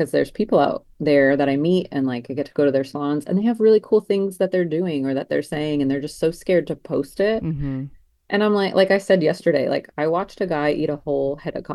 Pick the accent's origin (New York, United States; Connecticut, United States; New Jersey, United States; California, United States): New Jersey, United States; moved away as an adult; now in Charleston, United States; born and raised in New Jersey.